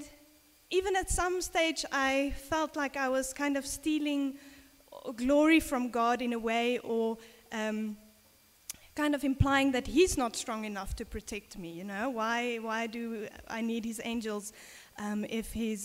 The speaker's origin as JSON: {"language": "English", "country": "South Africa", "tie": "born or raised there", "said": "when I was a little girl, growing up in South Africa"}